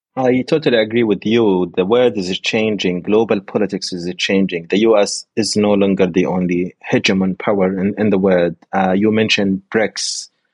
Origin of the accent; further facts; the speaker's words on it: Nuseirat refugee camp, Gaza Strip, Palestine; moved away as an adult; now in Istanbul, Turkey; I am a Palestinian from Gaza, and I grew up in Nusayrat refugee camp